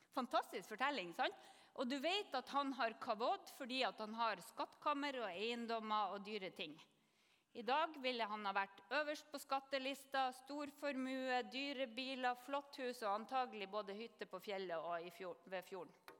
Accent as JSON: {"language": "Norwegian", "region": "Northern Norway", "country": "Norway", "said": "jeg kommer til å si kavod som nordlending"}